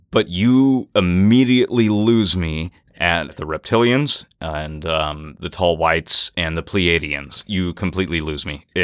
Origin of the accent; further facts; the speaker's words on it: Mississippi River, United States; but I grew up on the Mississippi, they get even bigger than that.